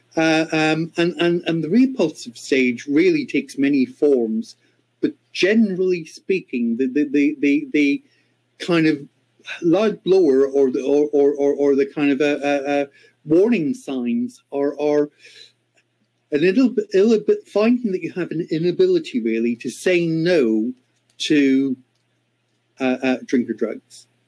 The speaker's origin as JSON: {"language": "English", "country": "Ireland", "moved": "yes", "said": "my home country of Ireland"}